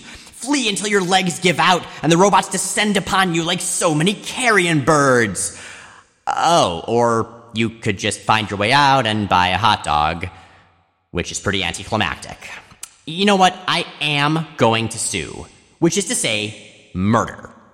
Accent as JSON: {"language": "English", "region": "Florida", "country": "United States", "tie": "born or raised there", "said": "we grew up in Florida."}